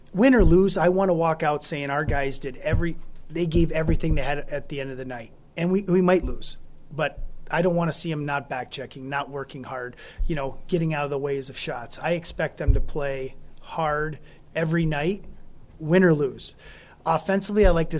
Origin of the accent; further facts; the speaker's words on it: United States; now in Calgary, Canada; I'm American